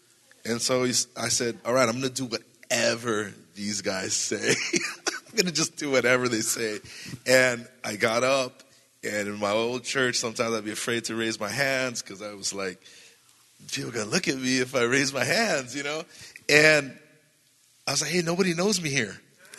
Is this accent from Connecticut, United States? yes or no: no; California, United States; I didn't know anybody. I came from Southern California.